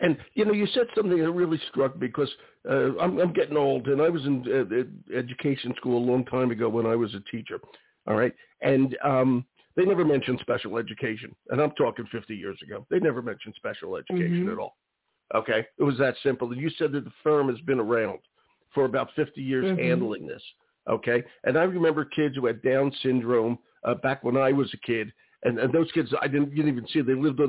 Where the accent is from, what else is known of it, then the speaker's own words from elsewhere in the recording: Philadelphia, Pennsylvania, United States; I'm from Philly.